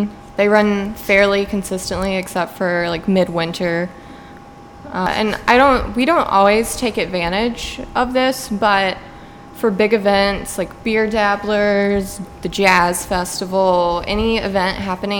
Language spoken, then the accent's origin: English; North Carolina, United States; moved away as an adult; now in St. Paul, United States; I'm from North Carolina. I was born there, lived there 22 years, and then moved here to St. Paul.